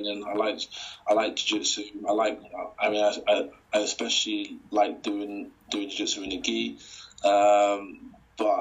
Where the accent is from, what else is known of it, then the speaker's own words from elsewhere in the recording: United Kingdom; representing my country